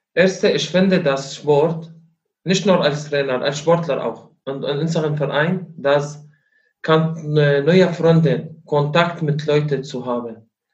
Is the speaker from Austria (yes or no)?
no; Syria; German is a second language; moved away as an adult; now in Rostock, Germany; Ich komme aus Syrien.